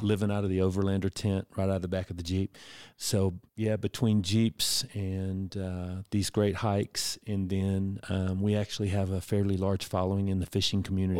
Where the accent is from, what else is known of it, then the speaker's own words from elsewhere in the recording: Houston, Texas, United States; moved away; I'm originally from Houston